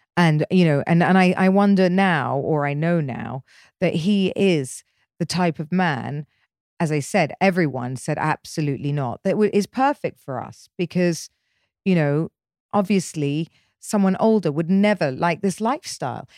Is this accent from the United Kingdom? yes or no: yes; England, United Kingdom; moved away as an adult; growing up in England